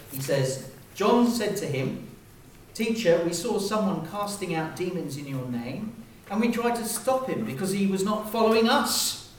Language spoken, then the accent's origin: English; Hong Kong; I was raised in Hong Kong, And one of the perks of being in Hong Kong was that you were members of really nice clubs, right?